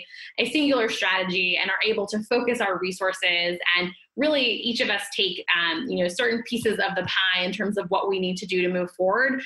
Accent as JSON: {"language": "English", "region": "the South", "country": "United States", "said": "I am a Democrat from the South"}